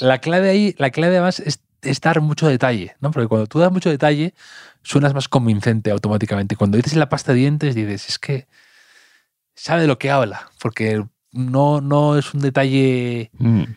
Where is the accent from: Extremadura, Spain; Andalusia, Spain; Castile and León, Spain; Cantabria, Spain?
Cantabria, Spain; mi pueblo, en, Cantabria